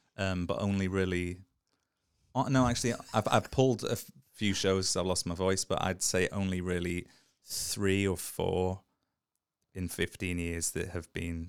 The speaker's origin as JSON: {"language": "English", "town": "Liverpool", "region": "North West England", "country": "United Kingdom", "tie": "born or raised there", "said": "In Liverpool."}